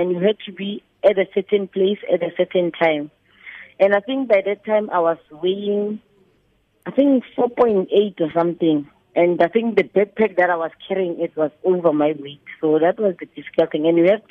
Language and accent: English; Mabopane, Gauteng, South Africa; I was born in Mabopane, Winterfeld in 1984, May the 18th